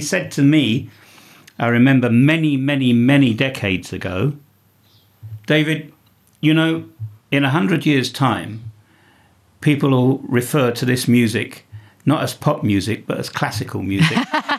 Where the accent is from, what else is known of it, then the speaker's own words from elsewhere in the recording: Bosnia & Herzegovina; So as somebody that comes from the country, you know, it's your culture